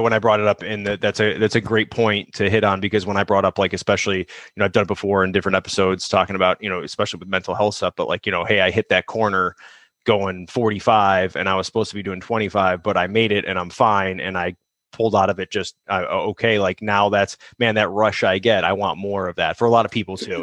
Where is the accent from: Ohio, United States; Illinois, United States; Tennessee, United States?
Illinois, United States; Chicago; now in Southern California, United States; growing up in Chicago